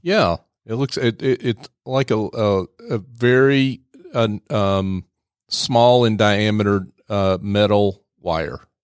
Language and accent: English; the South, United States; I grew up in the South.